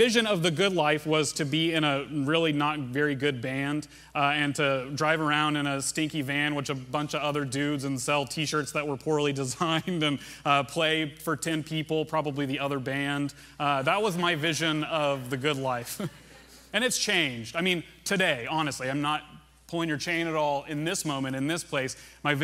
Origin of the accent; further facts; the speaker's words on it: Russellville, Arkansas, United States; in the hometown I grew up in Arkansas, Russellville.